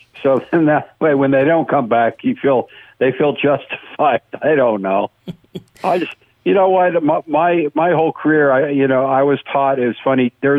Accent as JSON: {"language": "English", "town": "West Covina", "region": "California", "country": "United States", "tie": "born or raised there", "also_born_or_lived": "San Fernando Valley, Los Angeles", "said": "I grew up in West Covina, which is a suburb of L.A., and I went to Mount San Antonio College"}